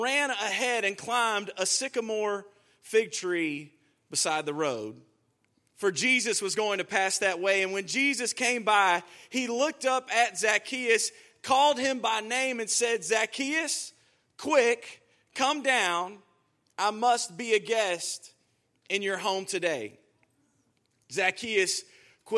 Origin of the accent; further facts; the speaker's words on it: Houston, Texas, United States; I'm from Houston, Texas.